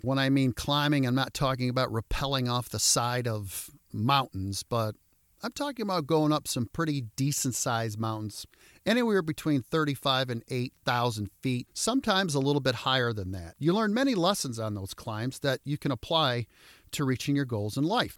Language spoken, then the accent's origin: English; Royal Oak, Michigan, United States; I grew up in Royal Oak